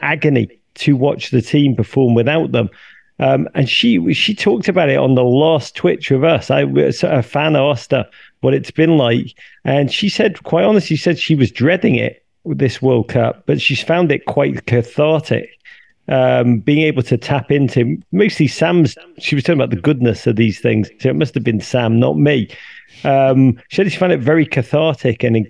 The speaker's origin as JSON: {"language": "English", "town": "Liverpool", "region": "North West England", "country": "United Kingdom", "tie": "born or raised there", "moved": "as an adult", "lives_now": "United States", "said": "I come from Liverpool."}